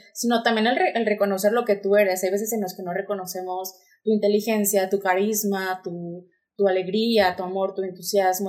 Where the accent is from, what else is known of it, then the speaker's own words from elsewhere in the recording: Torreón, Coahuila, Mexico; also born or lived in Monterrey; yo soy de aquí de Torreón, Coahuila. Eh, estudié diseño de modas. Toda mi vida estuve aquí.